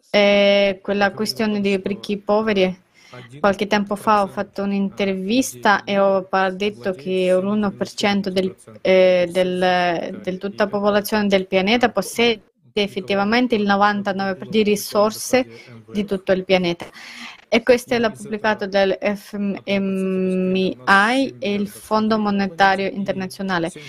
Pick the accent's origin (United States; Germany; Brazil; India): India; Italian is a second language; Io per esempio sono un indiano